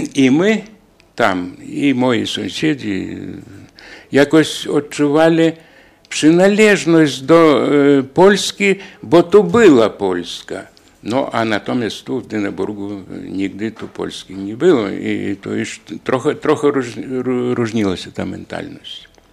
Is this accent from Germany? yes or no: no; Daugavpils, Latvia; u nas w Dyneburgu i w Rydze